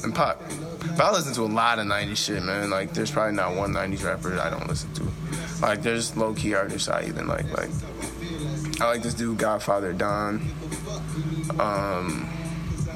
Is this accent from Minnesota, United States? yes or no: yes; Saint Paul, Minnesota, United States; I'm from Dale and Iglehart. So that's like Rondo area.